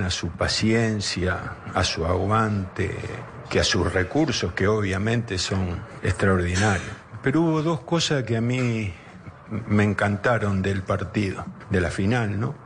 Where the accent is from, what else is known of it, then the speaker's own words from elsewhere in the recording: Argentina; Estoy orgulloso de ser argentino. Me gusta ser argentino y amo al fútbol de mi país